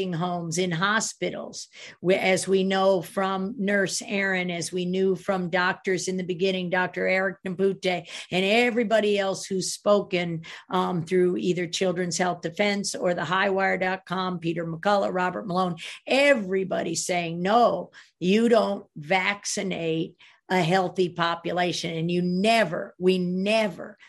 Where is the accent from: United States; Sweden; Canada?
Sweden; I'm from Sweden